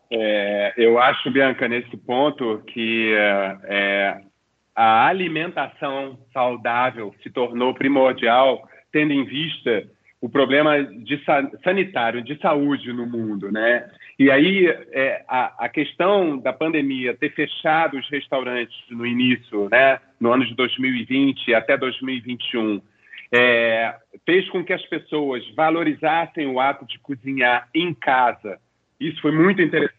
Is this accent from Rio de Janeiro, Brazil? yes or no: yes; Rio de Janeiro, Brazil; eu como um bom carioca da gema que sou